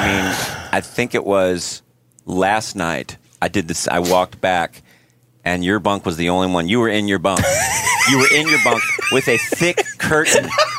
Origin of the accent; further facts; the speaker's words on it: Midwest, United States; and we were raised in the Midwest.